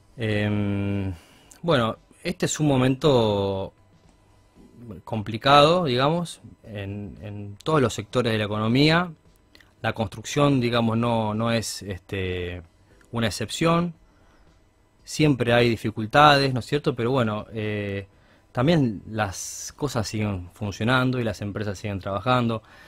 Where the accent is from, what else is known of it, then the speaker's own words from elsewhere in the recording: Argentina; somos todos especialistas en cosas, los argentinos